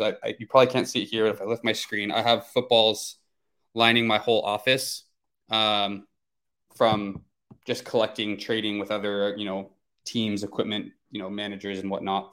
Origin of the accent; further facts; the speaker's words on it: Chico, California, United States; my hometown of Chico, California